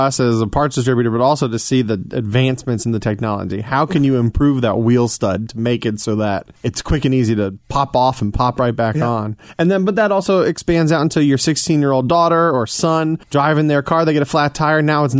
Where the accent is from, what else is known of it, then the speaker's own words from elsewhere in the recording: Atlanta, Georgia, United States; now in Cincinnati, United States; I'm from Atlanta, so we, yeah, travel back down there fairly frequently.